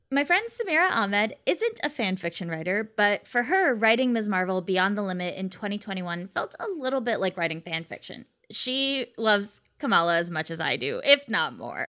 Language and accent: English; United States; I'm Indian American, my parents are immigrants